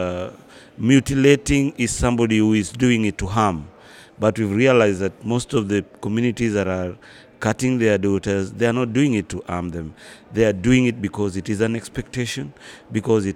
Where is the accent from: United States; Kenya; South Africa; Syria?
Kenya; now in Dakar, Senegal; I'm a Kenyan.